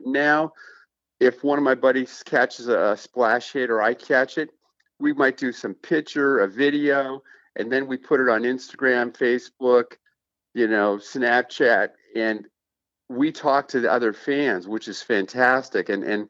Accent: Oakland, California, United States; I'm an older generation. I don't know your viewers and your podcast, but I'm over twice your age. So when I was brought up in Oakland

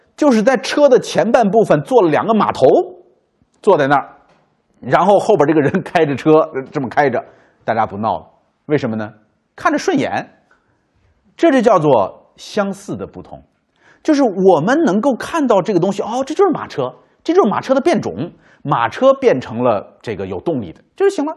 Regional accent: China; 就理解古时候我们中国人讲孟母三迁

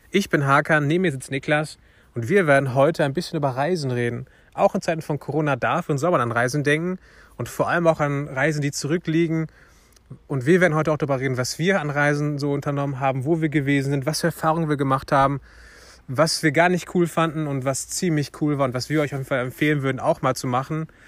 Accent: Turkey; now in Germany; Ich bin Türke, ne? Also eigentlich fahre ich jedes Jahr in die Türkei

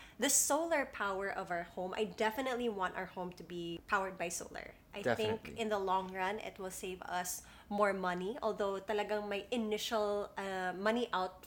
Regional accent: United States; moved away; Growing up in the States, we had a basement

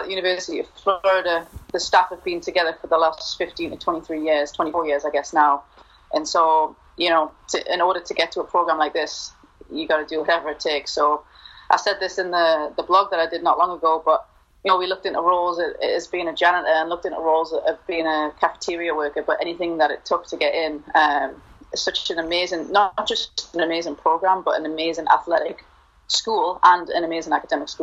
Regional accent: Newcastle upon Tyne, North East England, United Kingdom; moved away as an adult; also born or lived in Mississippi / Louisiana / West Texas / Houston; now in Gainesville, United States; born and raised in Newcastle and came over here when I was 18

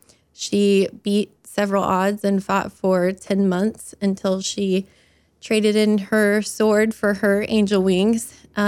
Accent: Franklin, Indiana, United States; we are from Franklin

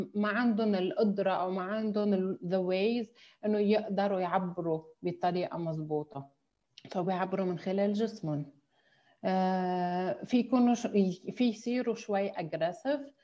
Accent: Lebanon; moved away as an adult; also born or lived in Amman, Jordan; now in Dubai, United Arab Emirates; نحن كلبنانيين

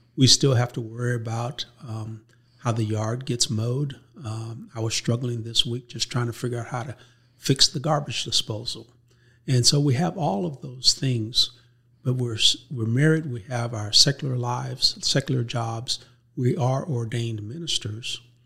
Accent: Oakland, California, United States; moved away as an adult; now in Texas, United States; growing up in California, Oakland, California, lived right across the street from the Catholic school

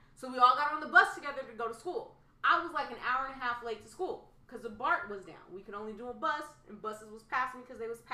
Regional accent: Oakland, California, United States; growing up in Oakland

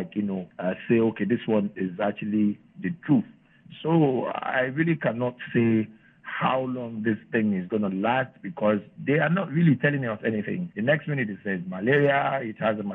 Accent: Nigeria

